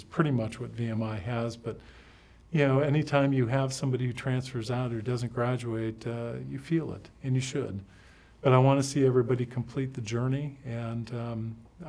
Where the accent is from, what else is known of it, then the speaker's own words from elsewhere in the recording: Michigan, United States; moved away; I grew up in Michigan